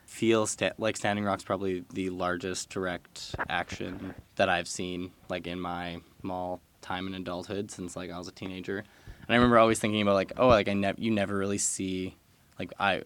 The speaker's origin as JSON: {"language": "English", "town": "Hinton", "region": "Alberta", "country": "Canada", "tie": "born or raised there", "moved": "yes", "said": "my hometown, Hinton"}